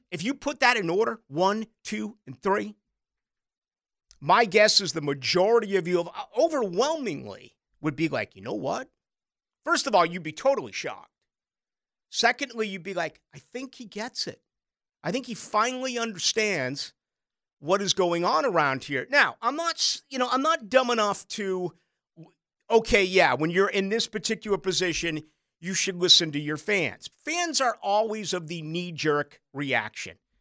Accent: Boston, Massachusetts, United States; also born or lived in Chicago; now in Jacksonville, United States; I grew up in Boston, I lived in Chicago.

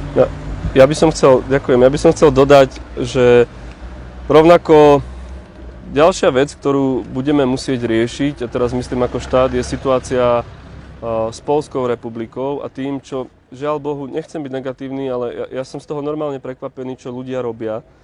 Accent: Hruštín, Žilina Region, Slovakia; moved away; ja som rodákom z Hruština na Orave

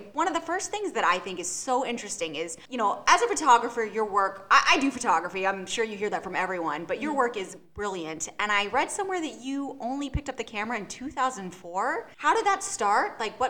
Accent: Nashville, Tennessee, United States; now in Atlanta, United States; I was born in Nashville, Tennessee, and so every summer I was at Dollywood.

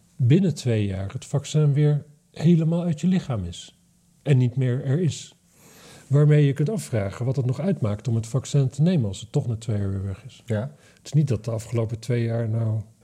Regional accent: Drenthe, Netherlands; ik kom uit Drenthe

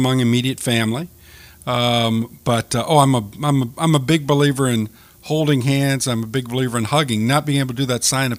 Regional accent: Lafayette, Missouri, United States; also born or lived in Creve Coeur; But, you know, I grew up in Lafayette, and then middle of my sixth grade year, we moved out to Karen Crow, northern end of Karen Crow.

